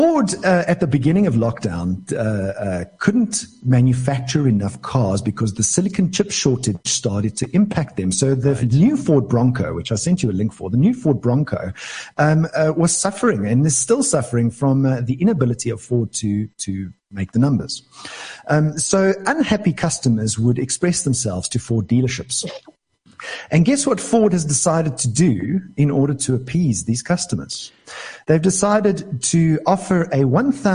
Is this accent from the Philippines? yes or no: no; South Africa; I'm from South Africa.